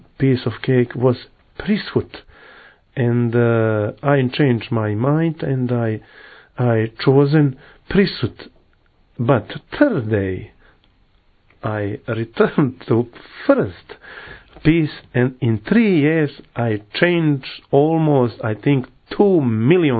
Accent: Mostar, Federation of Bosnia and Herzegovina, Bosnia & Herzegovina; English is a second language; now in Medjugorje, Bosnia and Herzegovina; I was born in Mostar. Mostar is a city in Bosnia and Herzegovina

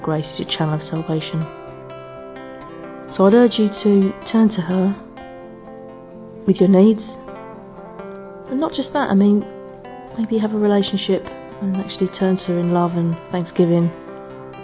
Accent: England, United Kingdom; I'm from England.

